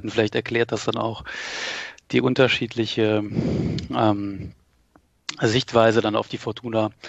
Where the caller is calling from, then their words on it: Berlin, Germany; Moin Janik, äh, ich bin aus Berlin zugeschaltet.